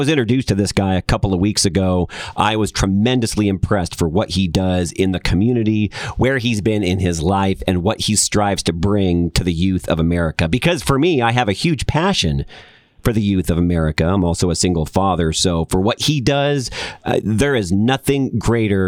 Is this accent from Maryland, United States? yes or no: no; Los Angeles, California, United States; I'm an L.A. boy myself. I was born and raised there